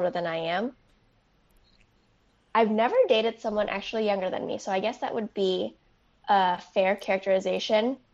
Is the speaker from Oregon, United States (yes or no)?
no; suburbs of Chicago, Illinois, United States; also born or lived in Seoul, South Korea; I was born in Seoul. I grew up in the suburbs of Chicago